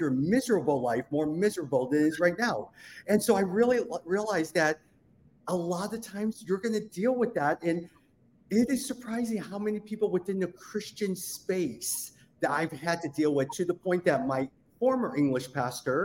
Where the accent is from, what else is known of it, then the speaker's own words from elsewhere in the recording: United States; I grew up as Asian American. My parents immigrated here in 1972. I was born in 1977.